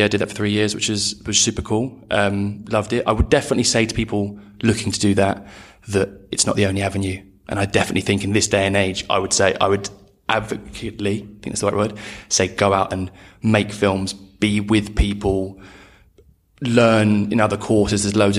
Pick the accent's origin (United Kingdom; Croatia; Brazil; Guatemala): United Kingdom; Bromley, Croydon, London; basically from Bromley, Croydon.